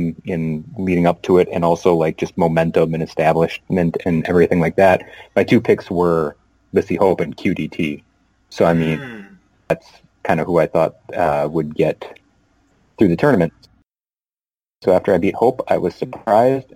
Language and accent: English; Midwest, United States; we're all from the Midwest